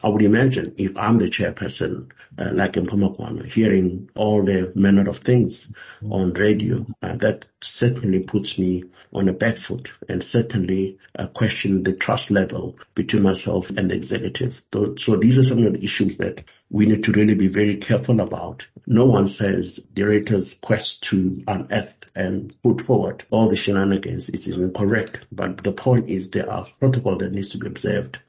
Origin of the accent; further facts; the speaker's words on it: South Africa; being a South African